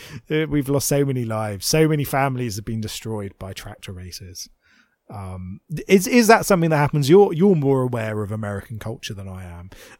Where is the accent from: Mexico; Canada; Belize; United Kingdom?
United Kingdom; And you know what? I'm a Brit. I believe in the royal family.